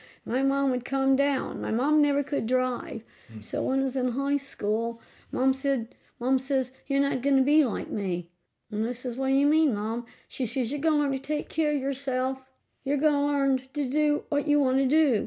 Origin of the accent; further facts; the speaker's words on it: Fredericktown, Missouri, United States; I was raised here on North Minamot